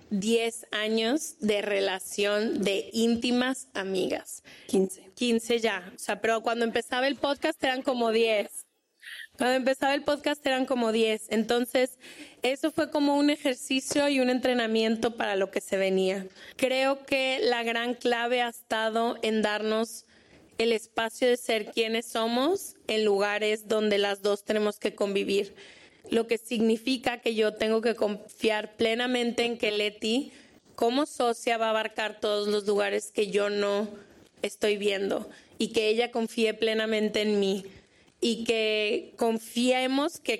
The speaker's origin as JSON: {"language": "Spanish", "country": "Honduras", "said": "¿De dónde eres? De Honduras."}